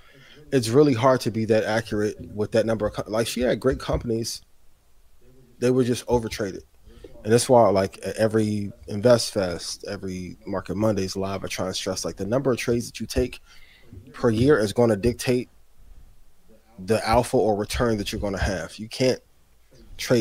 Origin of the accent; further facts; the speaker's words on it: Indiana, United States; my home state of Indiana.